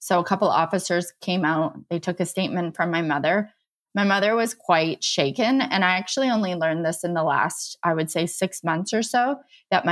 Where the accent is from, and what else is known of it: St. Eustache, Manitoba, Canada; born or raised there; now in Niagara region, Canada